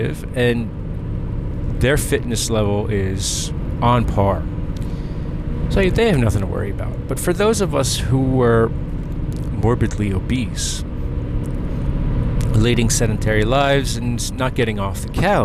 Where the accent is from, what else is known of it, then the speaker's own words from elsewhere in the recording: New Jersey, United States; now in Maryland, United States; Growing up in New Jersey